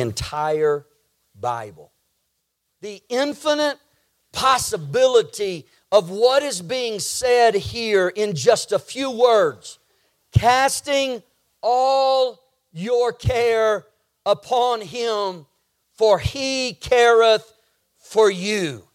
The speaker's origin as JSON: {"language": "English", "region": "Texas", "country": "United States", "tie": "born or raised there", "said": "I grew up living in Texas and driving over to Louisiana often to see family"}